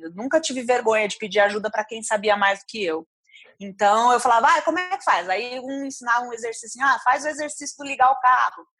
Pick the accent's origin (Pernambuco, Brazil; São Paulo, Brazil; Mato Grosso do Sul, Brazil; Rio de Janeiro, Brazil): São Paulo, Brazil; Ribeirão Preto; moved away as an adult; eu saí de Ribeirão com 22 anos